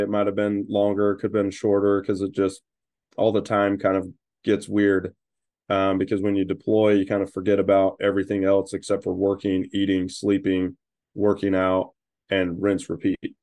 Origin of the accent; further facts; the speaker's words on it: Utah, United States; also born or lived in Idaho / North Carolina; I was born in Idaho, but grew up mostly in Utah